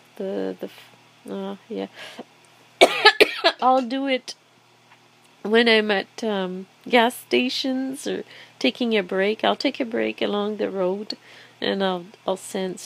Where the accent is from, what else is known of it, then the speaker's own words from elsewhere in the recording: Quebec City, Quebec, Canada; moved away; I just like to go to my hometown